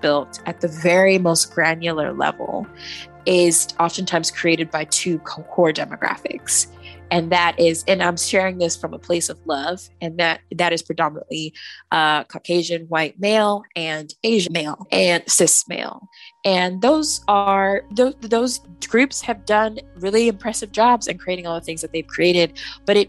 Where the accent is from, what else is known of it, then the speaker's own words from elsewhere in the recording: Nigeria; I am proudly from Nigeria